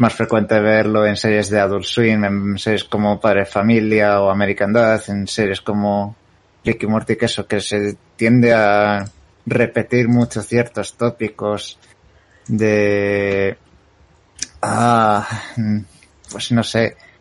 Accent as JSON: {"language": "Spanish", "country": "Spain", "said": "como buen español que ha nacido en los 90 he crecido viendo Los Simpson a la hora de comer"}